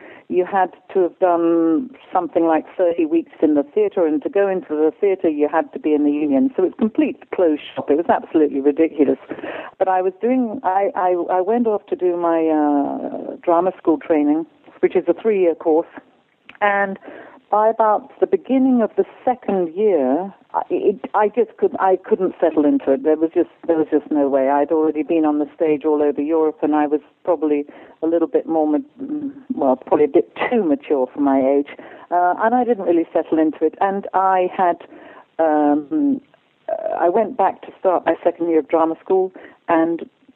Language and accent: English; Stratford-upon-Avon, West Midlands, United Kingdom; I was born and bred in Stratford-upon-Avon, which, of course, is Shakespeare's town, hometown, and the theatre was very close to my house